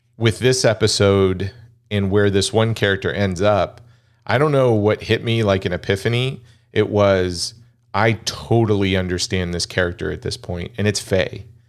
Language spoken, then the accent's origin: English; United States; I'm American-born Chinese